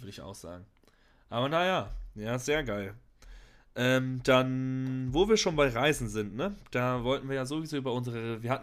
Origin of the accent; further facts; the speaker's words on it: Hamburg, Germany; Also ich meine, als Hamburger hast du ja auch diese ganzen Kanäle und sowas, weißt du?